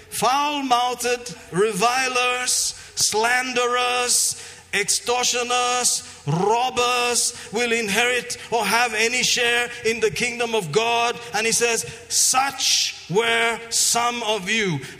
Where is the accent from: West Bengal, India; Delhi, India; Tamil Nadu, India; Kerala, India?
Kerala, India; Tiruvalla; I was walking in Tiruvalla in my hometown.